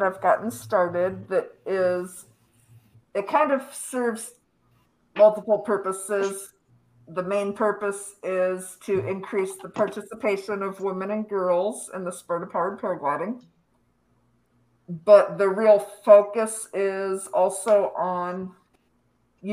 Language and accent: English; Minnesota, United States; now in North Carolina, United States; I live in North Carolina, but I'm from Minnesota